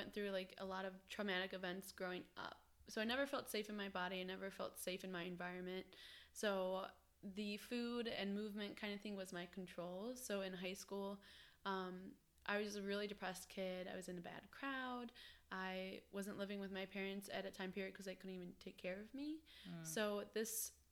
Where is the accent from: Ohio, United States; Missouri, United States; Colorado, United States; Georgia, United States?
Ohio, United States; moved away as an adult; now in Wilmington, United States; So I came from Ohio. I lived in Ohio all my life